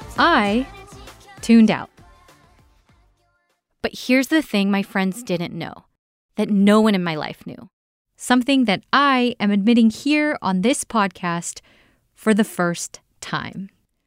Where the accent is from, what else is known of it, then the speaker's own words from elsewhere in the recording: Los Angeles, California, United States; when I was bussed out from Koreatown to the Valley